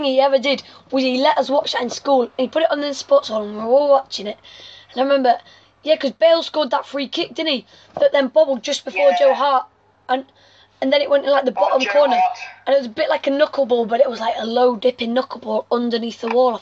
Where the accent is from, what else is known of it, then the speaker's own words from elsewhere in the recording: England, United Kingdom; I'm English